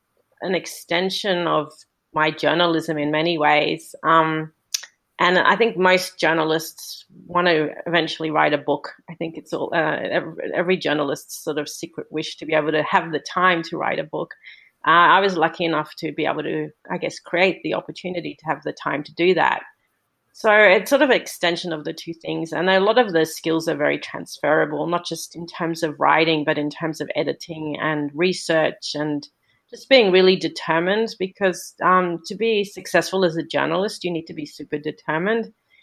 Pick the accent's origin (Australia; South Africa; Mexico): Australia; also born or lived in Singapore; I'm currently living in Australia, and I'm from Australia, but I've spent most of my life living all over the world. I moved back to Australia after living in Singapore for a long time with my family, and I'm currently in Melbourne, Australia